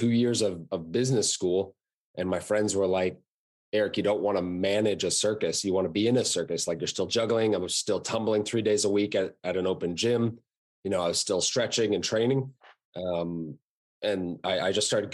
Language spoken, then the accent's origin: English; Vermont, United States; I grew up in Vermont in the U.S.